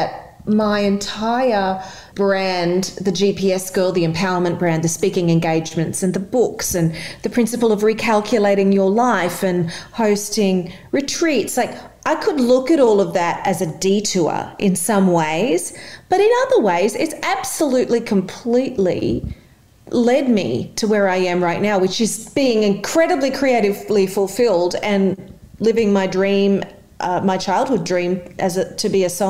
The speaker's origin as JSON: {"language": "English", "town": "Mackay", "region": "Queensland", "country": "Australia", "also_born_or_lived": "New York, United States", "moved": "as an adult", "said": "I am originally from Mackay"}